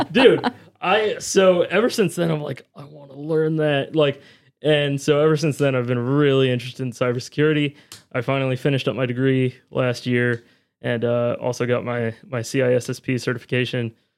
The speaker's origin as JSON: {"language": "English", "area": "near Williamsburg", "region": "Virginia", "country": "United States", "tie": "born or raised there", "said": "a university, uh, close to my hometown. He was at William Mary University in Williamsburg, Virginia"}